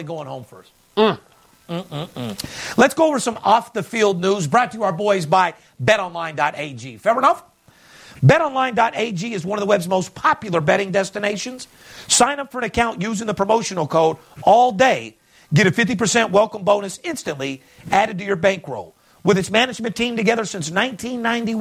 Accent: West Coast, United States; I'm from the West Coast

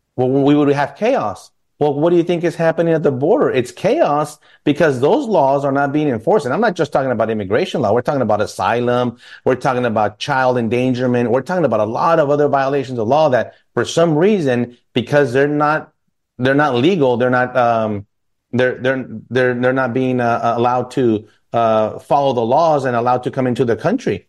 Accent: El Paso, Texas, United States; my family growing up in El Paso

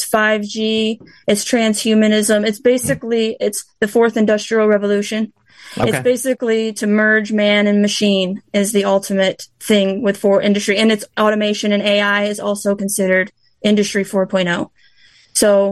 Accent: Michigan, United States; I was born and raised here in West Michigan. And when I was 6 years old, I moved up north on the Muskegon River

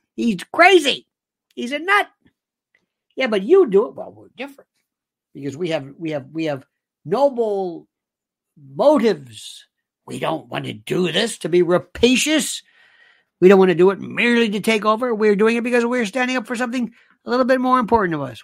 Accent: United States; I'm an American

